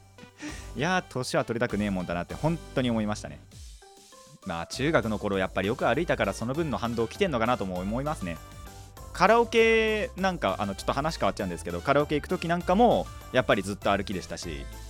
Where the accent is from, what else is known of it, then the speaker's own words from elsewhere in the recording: Hadano, Kanagawa, Japan; 僕の地元の、まあ、秦野